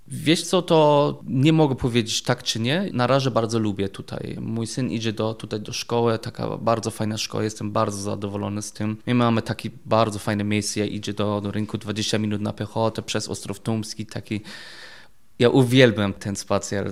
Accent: Germany; Polish is a second language; moved away as an adult; also born or lived in England; now in Wrocław, Poland; jestem Niemiec

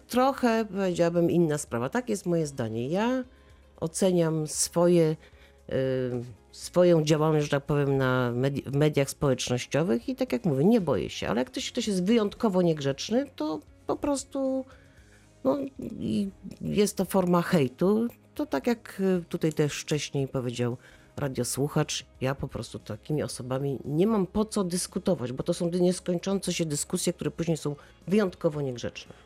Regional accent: Wrocław, Lower Silesian Voivodeship, Poland; jestem dumna z tego, że jestem wrocławianką

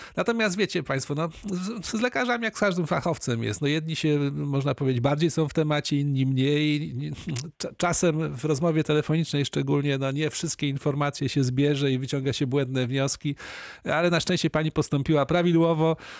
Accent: Opole, Opole Voivodeship, Poland; u nas w Opolu

